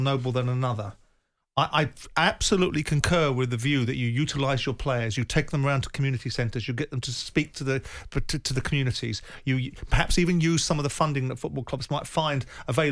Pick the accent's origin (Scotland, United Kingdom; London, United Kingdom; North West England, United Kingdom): London, United Kingdom; Croydon; I grew up in Croydon when I was 15, 16 years of age.